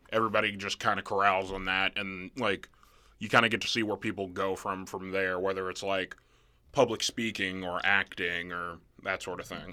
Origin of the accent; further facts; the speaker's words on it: Nebraska, United States; also born or lived in Mississippi; not growing up in Nebraska, like, until fifth grade onward